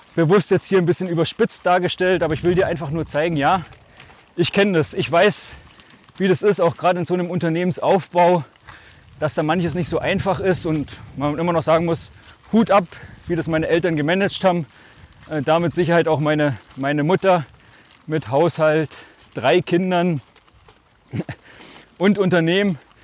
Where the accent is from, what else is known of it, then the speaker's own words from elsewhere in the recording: Altmark, Saxony-Anhalt, Germany; accent: Altmark / Swabian at home; Zu Hause schwäbisch und in der Schule würde ich mal sagen altmärkisch, wobei das schon relativ Hochdeutsch ist